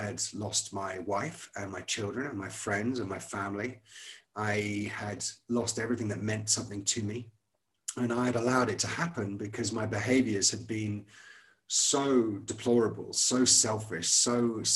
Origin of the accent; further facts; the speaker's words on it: Scotland, United Kingdom; moved away; I went to a good private school in Scotland. I'm from Scotland originally